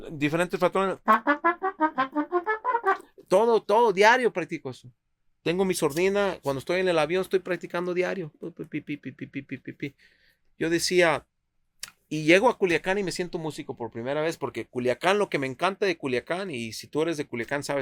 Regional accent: United States; Nunca les digo que soy de Estados Unidos porque ahí te sacan los ojos

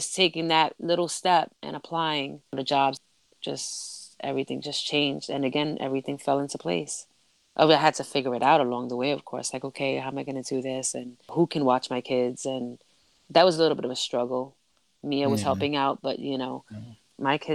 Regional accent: New York City, New York, United States; moved away; I loved growing up in the Bronx.

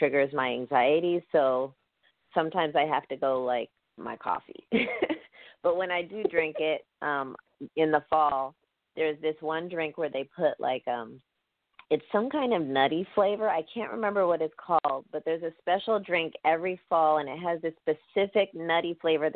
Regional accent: Oakland, California, United States; moved away as an adult; now in Wisconsin, United States; I grew up in Oakland

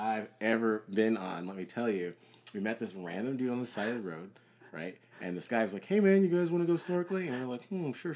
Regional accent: Georgia, United States; moved away as an adult; now in Colorado, United States; we're from Georgia

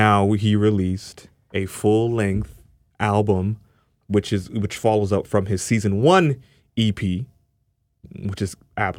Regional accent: Canada; especially being a Canadian artist.

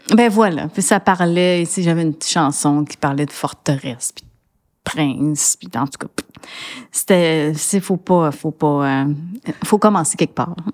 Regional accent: Montreal, Quebec, Canada; Je suis née à Sainte-Justine, j'ai grandi à Annecy et j'habite le plateau. Donc, on peut dire que je suis une vraie Montréalaise

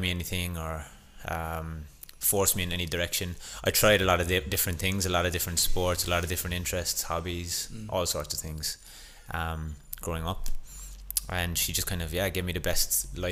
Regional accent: Ireland; born or raised there; moved away

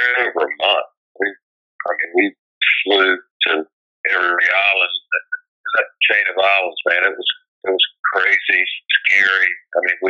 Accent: South Carolina, United States; the county I grew up in South Carolina

